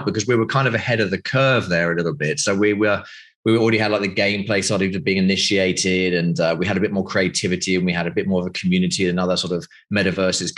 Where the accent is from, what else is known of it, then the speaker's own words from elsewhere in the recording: United Kingdom; moved away as an adult; now in Greece; I'm obviously from the UK, as you know, from my accent